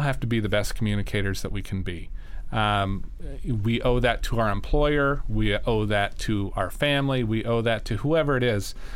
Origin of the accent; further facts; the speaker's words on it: Sandhills of Nebraska, United States; I grew up in Nebraska. Um, in in the sandhills of Nebraska